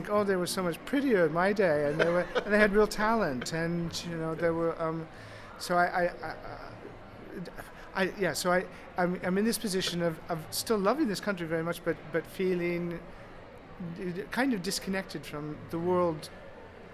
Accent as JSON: {"language": "English", "town": "Des Moines", "region": "Iowa", "country": "United States", "moved": "yes", "lives_now": "Hampshire, United Kingdom", "said": "I come from Des Moines, Iowa"}